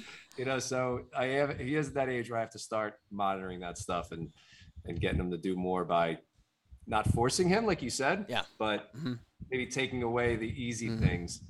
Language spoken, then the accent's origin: English; New Jersey, United States; I'm from Jersey.